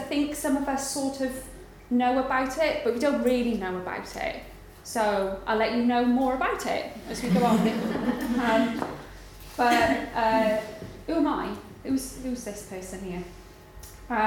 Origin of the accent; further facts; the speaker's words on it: Garndiffaith, Wales, United Kingdom; accent: Welsh; moved away; I'm from Wales. I grew up pretty much in the middle of nowhere. And it's a tiny little mining village called Garndyfaith